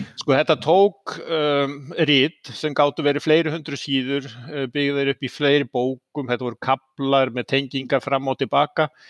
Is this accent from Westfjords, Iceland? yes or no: no; Seltjarnarnes, Capital Region, Iceland; moved away as an adult; also born or lived in Oslo, Norway; ég fættur og uppalinn á Íslandi uh, mm. á mhm. Seltjarnesi